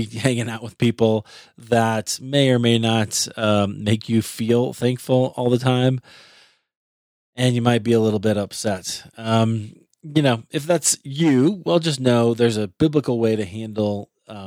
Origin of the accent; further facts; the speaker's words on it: Iowa, United States; now in Rocky Mountains, United States; I'm from Iowa